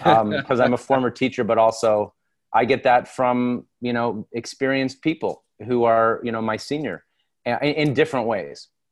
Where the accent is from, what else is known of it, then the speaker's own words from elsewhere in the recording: Toronto, Ontario, Canada; also born or lived in London, Ontario / New York; I grew up in Toronto